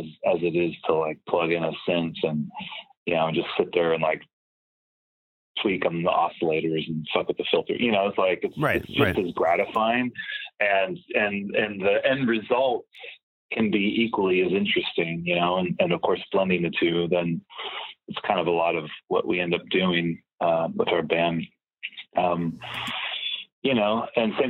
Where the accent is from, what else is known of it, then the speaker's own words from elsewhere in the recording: Palm Springs, California, United States; now in Los Angeles, United States; Palm Springs, California.